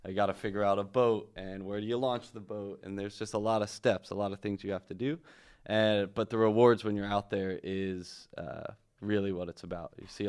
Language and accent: English; New Jersey, United States; now in Miami, United States; And I'm originally from the Jersey Shore, and have been here for about 10 years